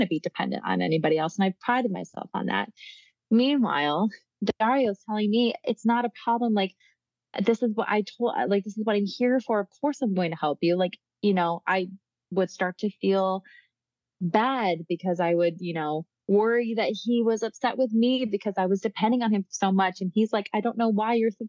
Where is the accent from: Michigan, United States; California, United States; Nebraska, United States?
Michigan, United States; moved away as an adult; also born or lived in New York; now in Italy; I'm from Michigan. And then I went to school in New York